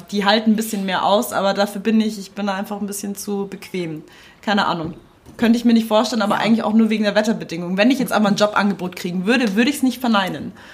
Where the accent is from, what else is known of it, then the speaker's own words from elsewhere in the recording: Munich, Bavaria, Germany; ich bin in München groß geworden